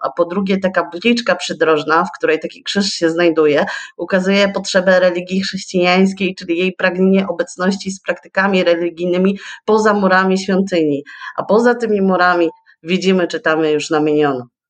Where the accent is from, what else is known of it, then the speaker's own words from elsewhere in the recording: Rowy, Pomeranian Voivodeship, Poland; also born or lived in Słupsk; urodziłam się i wychowałam w Rowach, E, to jest niedaleko Ustki, miejscowość